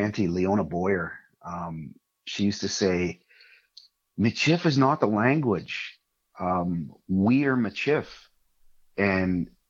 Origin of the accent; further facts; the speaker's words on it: Prince Albert, Saskatchewan, Canada; moved away; I grew up right around Prince Albert, Saskatchewan. My family's right from Saint-Louis Batoche area.